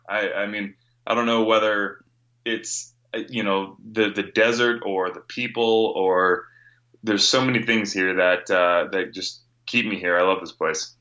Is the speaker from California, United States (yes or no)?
yes; Northern California, United States; moved away as an adult; now in Phoenix, United States; I grew up, born and raised in Northern California